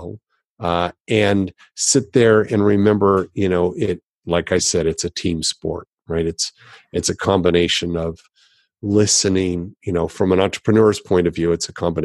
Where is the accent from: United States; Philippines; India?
United States; Los Angeles, California; I grew up in Los Angeles